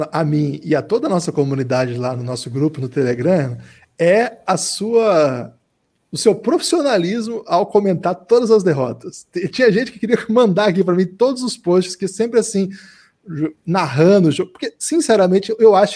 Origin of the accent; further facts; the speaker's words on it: Paraná, Brazil; eu sou do Paraná, então ouço falar dele já há um tempo